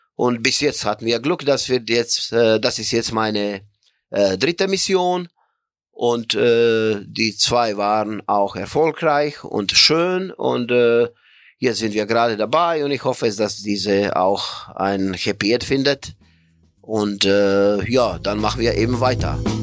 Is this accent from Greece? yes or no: no; Croatia; moved away as an adult; also born or lived in Bremen, Germany; ich komme aus Kroatien